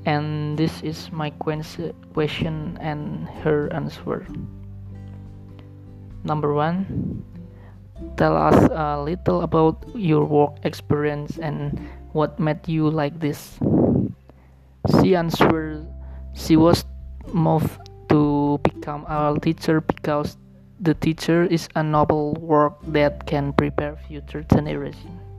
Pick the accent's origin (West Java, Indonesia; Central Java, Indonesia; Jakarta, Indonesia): Central Java, Indonesia; Batang; English is a second language; I come from Batang Regency, Central Java.